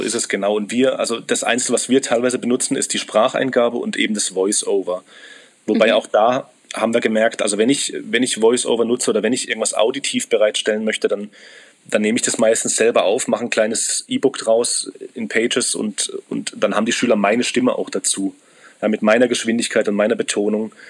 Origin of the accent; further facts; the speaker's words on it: Germany; Ich bin Deutscher